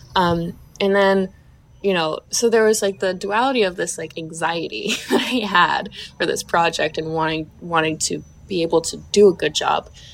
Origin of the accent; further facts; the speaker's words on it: the South, United States; I was raised in the South